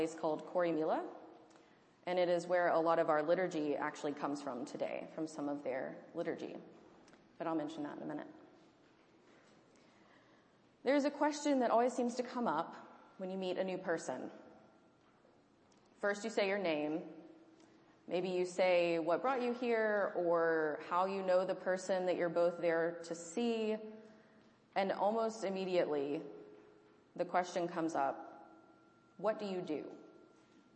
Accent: Deep South, United States; moved away; Growing up in the Deep South

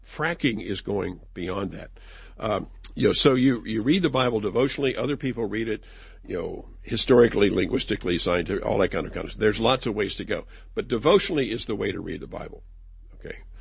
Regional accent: West Virginia, United States; I'm from West Virginia

